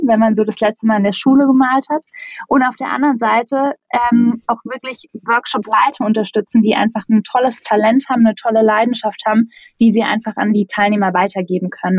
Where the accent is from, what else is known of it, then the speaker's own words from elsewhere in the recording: Black Forest, Baden-Württemberg, Germany; moved away as an adult; also born or lived in North Rhine-Westphalia; now in Berlin, Germany; Ich komme aus dem Schwarzwald, meine Mama ist Kanadierin